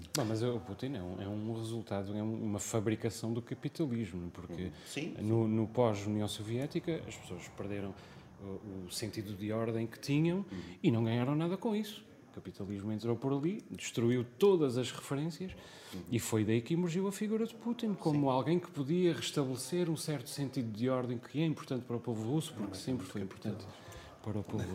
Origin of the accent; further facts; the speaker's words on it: Azores, Portugal; also born or lived in Lisbon; como açoriano